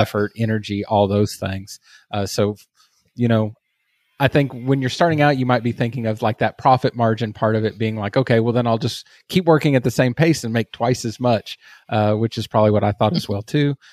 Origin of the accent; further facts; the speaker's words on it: Texas, United States; as you can probably hear from my accent. I am from Texas